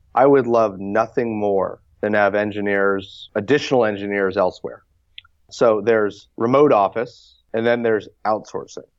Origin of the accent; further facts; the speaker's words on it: Palo Alto, California, United States; I grew up in Palo Alto